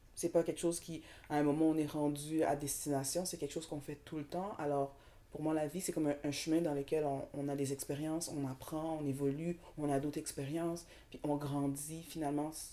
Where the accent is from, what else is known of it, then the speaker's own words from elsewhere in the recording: Montreal, Quebec, Canada; also born or lived in Saint-Michel, Montreal / Dollard-des-Ormeaux; Moi, je viens de Montréal. Je suis née à Montréal.